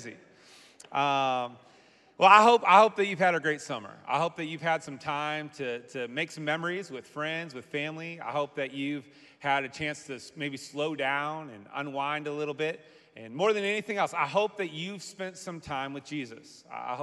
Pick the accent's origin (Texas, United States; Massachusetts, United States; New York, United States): Massachusetts, United States; now in Michigan, United States; I grew up in Massachusetts